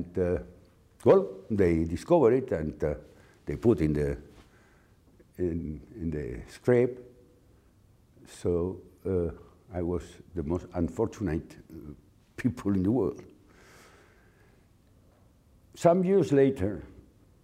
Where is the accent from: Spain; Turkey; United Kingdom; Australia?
Spain; Community of Madrid; I was born in Spain in the 40s.